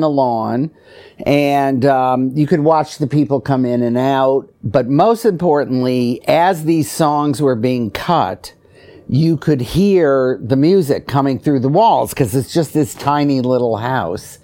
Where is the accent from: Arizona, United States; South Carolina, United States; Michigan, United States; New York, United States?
Michigan, United States; Detroit; I grew up in Detroit